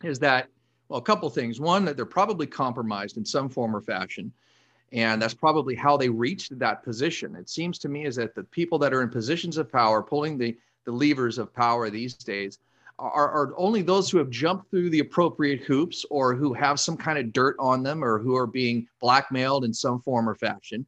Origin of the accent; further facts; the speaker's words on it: Los Angeles, California, United States; I was born and raised here in Southern California